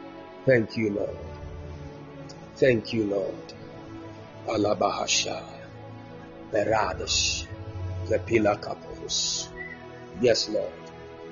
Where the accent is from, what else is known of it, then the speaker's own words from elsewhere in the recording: Ghana; I'm a Ghanaian